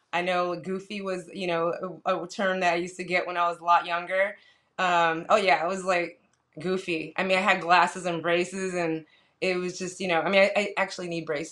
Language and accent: English; San Jose, California, United States; moved away as an adult; now in Los Angeles, United States; I'm from San Jose, California, born and raised, and I moved to L.A. about 23 years ago